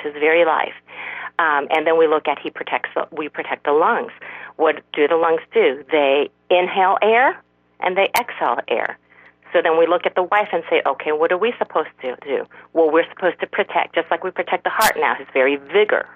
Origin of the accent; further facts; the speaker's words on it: South Korea; I'm, I'm from South Korea